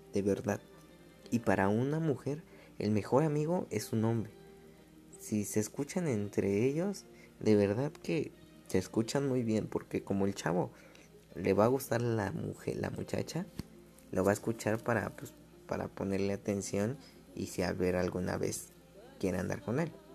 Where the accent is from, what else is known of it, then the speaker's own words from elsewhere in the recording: Mexico City, Mexico; yo soy de la Ciudad de México